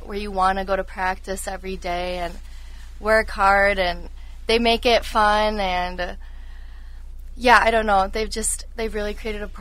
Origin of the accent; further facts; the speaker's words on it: Shoreview, Minnesota, United States; I'm from Shoreview, Minnesota.